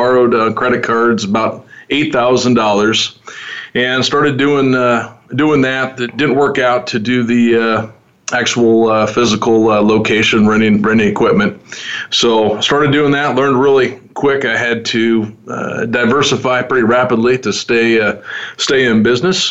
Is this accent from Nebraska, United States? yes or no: yes; Omaha, Nebraska, United States; I was born and raised in Omaha